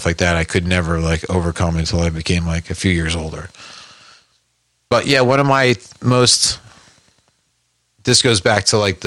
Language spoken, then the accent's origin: English; West Orange, New Jersey, United States; I'm from Jersey